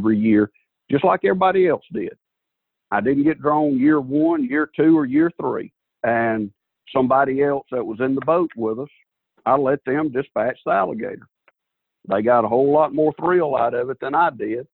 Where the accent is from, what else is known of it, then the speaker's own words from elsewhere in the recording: Southwest Alabama, United States; I'm a redneck from Southwest Alabama who's been hunting since I was big enough to walk